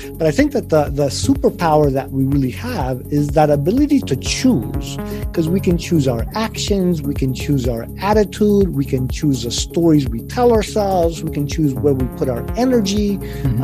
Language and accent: English; Richmond, Virginia, United States; first language Spanish; English is a second language; also born or lived in Spain; I was born in Spain. I grew up in Spain. I was 5 years old. My parents moved to Richmond, Virginia